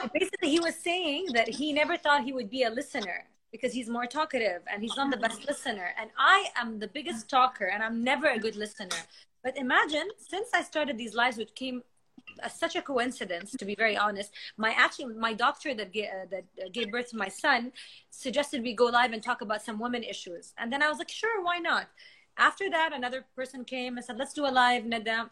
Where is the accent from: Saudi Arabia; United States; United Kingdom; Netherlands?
Saudi Arabia; moved away as an adult; now in Kuwait; I'm from Saudi and she's I'm married to someone from Kuwait. So we're both far away from home